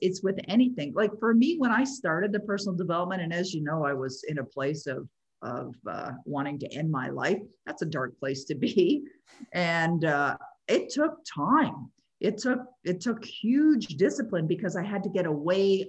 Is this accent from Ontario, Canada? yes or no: yes; Toronto, Ontario, Canada; moved away; I used to live in Toronto, born and raised in Toronto.